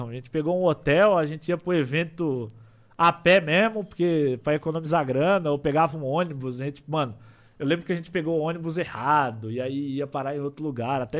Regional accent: São Paulo, Brazil; Eu sou de São Paulo.

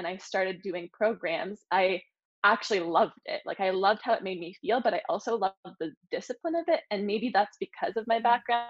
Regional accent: Sudbury, Ontario, Canada; moved away as an adult; also born or lived in Ottawa / Toronto; I'm from a small town. I'm from Sudbury.

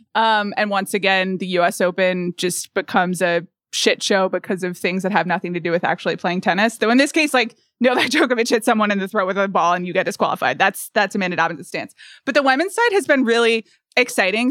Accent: United States; an American

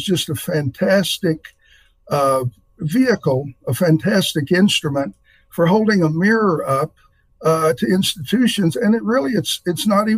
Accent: near Morganton, North Carolina, United States; moved away as an adult; now in Nebraska, United States; I grew up only 30 minutes away from Morganton, North Carolina

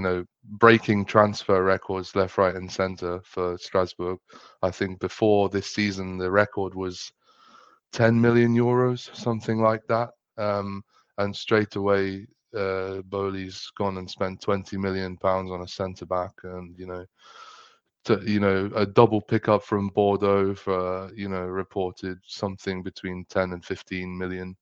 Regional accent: Oxfordshire, South East England, United Kingdom; I'm from England. I'm from Oxfordshire

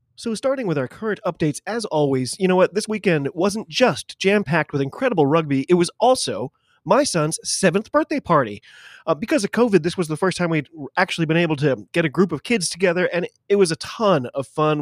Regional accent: United States; I'm an American

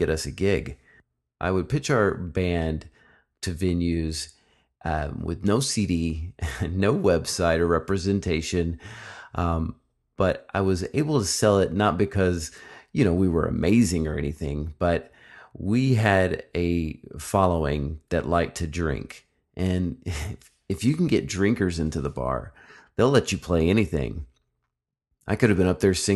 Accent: Jonesboro, Arkansas, United States; also born or lived in Phoenix, Arizona; now in Texas, United States; from Jonesboro, Arkansas

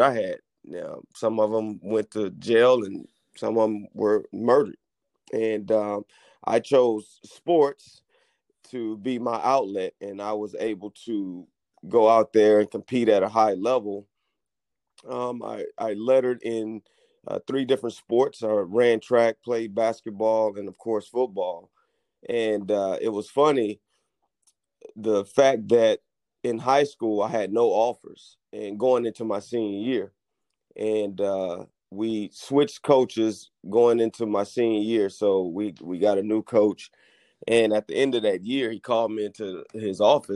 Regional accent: La Marque, Texas, United States; I grew up in Lamarck, Texas, and grew up in a single-parent household

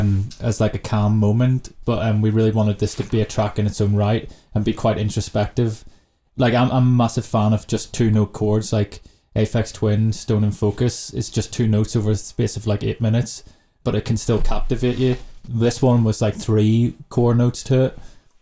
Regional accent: China; And for me, growing up in China, I was like, what? Someone's playing for 8 hours?

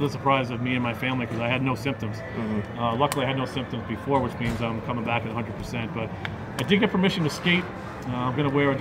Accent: New York, United States; Being a New Yorker

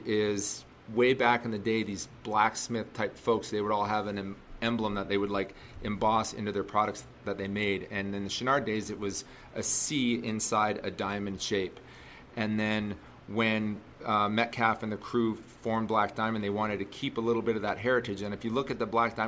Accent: Canada; moved away as an adult; also born or lived in Toronto, Canada / Calgary, Canada; now in Salt Lake City, United States; I'm from Canada, and I was near Toronto, living in Toronto. And then I moved out to Calgary

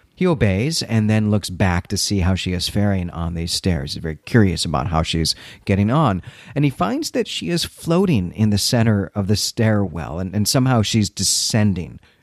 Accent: Midwest, United States; also born or lived in Chicago suburbs; now in Philadelphia, United States; being a Midwesterner

